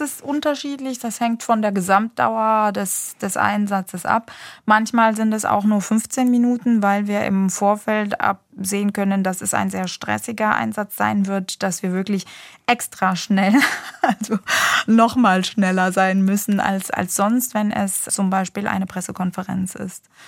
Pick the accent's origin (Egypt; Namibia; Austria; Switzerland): Egypt; moved away as an adult; now in Germany; mein sprachlicher Hintergrund ist ägyptisch. Ich bin gebürtige Ägypterin. Ich habe aber in Ägypten tatsächlich eine komplett deutsche Schulbildung genossen